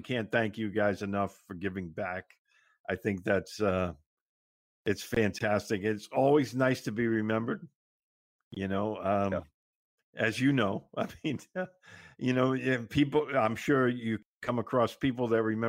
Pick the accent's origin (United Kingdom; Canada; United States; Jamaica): United States; Boston, Massachusetts; I grew up in Boston